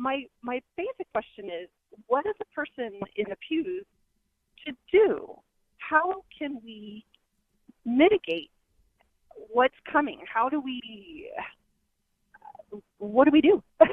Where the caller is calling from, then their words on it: Houston, Texas, United States; I am also calling from Houston, and I'm a fellow convert.